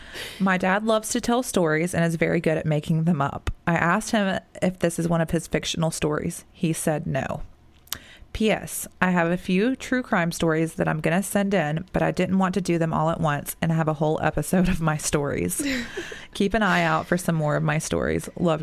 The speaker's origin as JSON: {"language": "English", "town": "Annapolis", "region": "Maryland", "country": "United States", "tie": "born or raised there", "also_born_or_lived": "Georgia", "moved": "yes"}